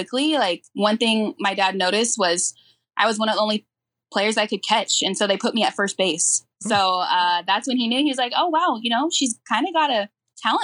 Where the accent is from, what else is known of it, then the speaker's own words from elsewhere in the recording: Lakewood, California, United States; I grew up in Lakewood, California, and it's a big sports town.